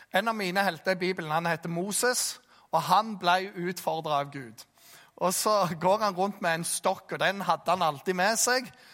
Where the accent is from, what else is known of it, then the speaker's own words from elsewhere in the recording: Jæren, Rogaland, Norway; jeg som jærbu